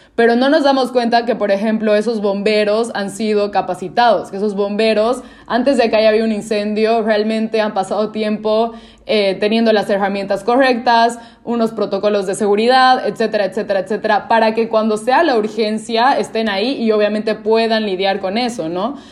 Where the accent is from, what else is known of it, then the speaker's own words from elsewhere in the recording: Cochabamba, Bolivia; yo soy boliviana, soy de una ciudad que se llama eh, Cochabamba